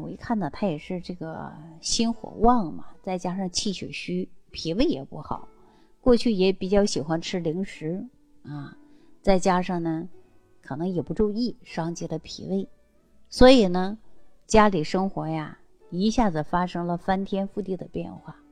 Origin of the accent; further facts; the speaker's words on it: Northeast China, China; 尤其我们是东北人这种性格呀，更能体现出男孩子的特性